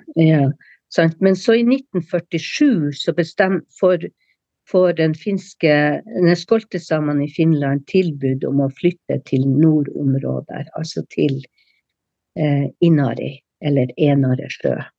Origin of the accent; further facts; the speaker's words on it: Sør-Varanger, Finnmark, Norway; fornorskningspolitikken med dens tiltak var sterkest i Sør-Varanger, altså i min okay. kommune